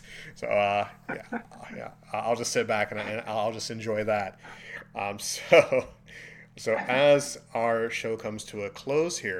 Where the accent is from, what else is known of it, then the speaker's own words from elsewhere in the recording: Chicago, Illinois, United States; now in Florida, United States; growing up in Chicago and in apartment complexes